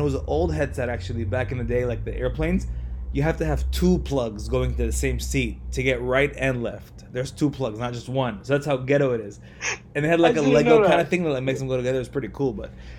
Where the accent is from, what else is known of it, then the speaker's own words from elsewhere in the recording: California, United States; growing up in California